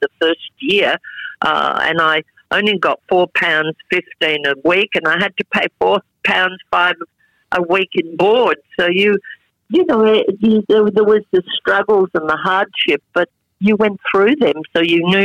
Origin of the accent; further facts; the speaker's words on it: Australia; They came through my hometown